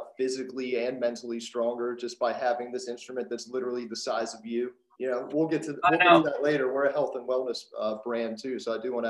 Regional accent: Pittsburgh, Pennsylvania, United States; I'm from Pittsburgh.

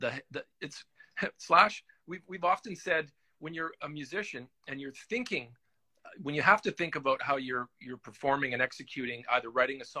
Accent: Winnipeg, Manitoba, Canada; I'm from Winnipeg. So I'm kind of a smaller city Canadian guy

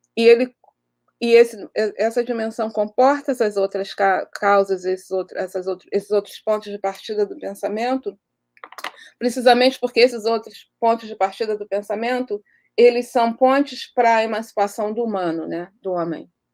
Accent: Rio de Janeiro, Brazil; onde eu cresci na Vila Aliança

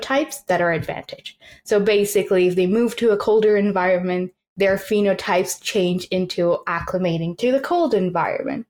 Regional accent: Malaysia; now in Newfoundland, Canada; growing up in Malaysia and like in the tropics

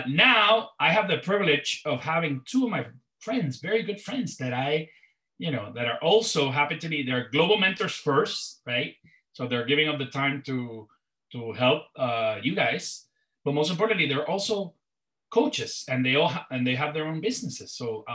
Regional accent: Puerto Rico; And then Ernesto, who's in Puerto Rico, my hometown, he will introduce himself.

